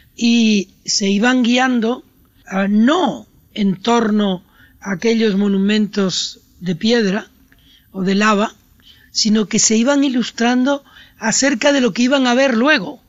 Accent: Puerto de la Cruz, Canary Islands, Spain; mi infancia, una infancia de un lugar que se parecía por otra parte a su territorio, a Argelia, mi pueblo en un barranco de, de Tenerife

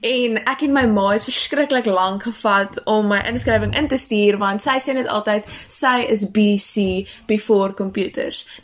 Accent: Bethlehem, Free State, South Africa; now in Durbanville, South Africa; ek kom van Durbanville. Eintlik oorspronklik kom ek van 'n klein dorpie met die naam Bethlehem in die Oos-Vrystaat.

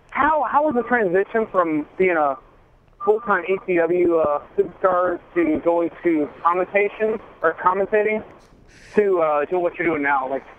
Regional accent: Louisville, Kentucky, United States; Where am I from? Louisville, Kentucky.

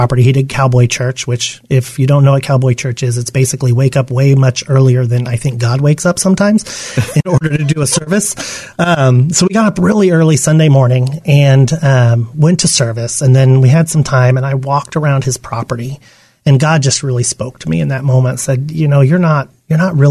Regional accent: Yuma, Arizona, United States; I grew up in Yuma, Arizona.

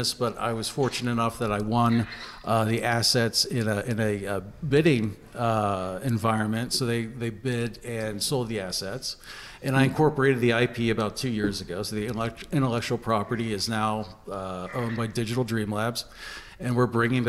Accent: Johnstown, Pennsylvania, United States; also born or lived in Los Angeles, United States / Pittsburgh, United States; born in Johnstown, did my undergrad at Penn State

